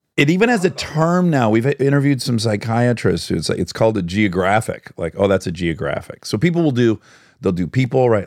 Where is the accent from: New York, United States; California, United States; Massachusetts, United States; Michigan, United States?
Michigan, United States; Detroit; I'm from Detroit